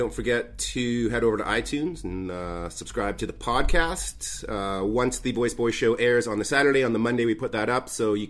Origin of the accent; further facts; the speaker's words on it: Canada; The only reason I don't live there is because there's an imaginary line in the sand that says I'm not allowed to because I'm a Canadian.